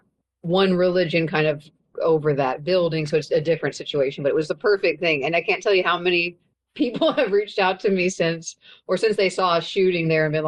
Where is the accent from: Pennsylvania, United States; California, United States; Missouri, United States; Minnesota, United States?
Missouri, United States; Kansas City; I grew up here and I have so much pride for it